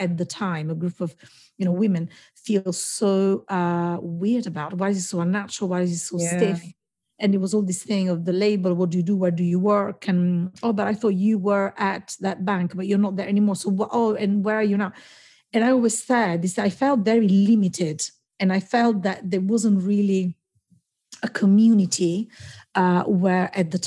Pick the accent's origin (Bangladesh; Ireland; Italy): Italy; moved away as an adult; now in London, United Kingdom; I studied in Italy, and I'm from Italy. I've been here 22 years, in this great job, you know, in the city in London.